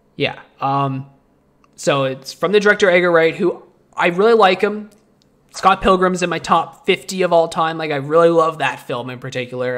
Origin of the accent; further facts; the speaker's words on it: Canada; we're Canadian